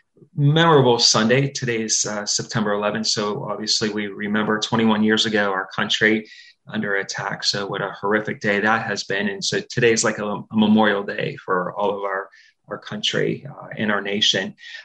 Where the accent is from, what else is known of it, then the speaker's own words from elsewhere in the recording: Pittsburgh, Pennsylvania, United States; I grew up in the South Hills in the Carrick-Overbrook area, so I'm familiar with Upper St. Clair, Bethel Park.